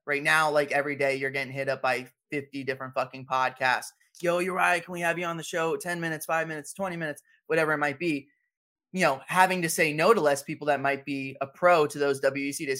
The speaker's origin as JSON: {"language": "English", "town": "San Diego", "region": "California", "country": "United States", "said": "That's where I'm from. I'm from San Diego"}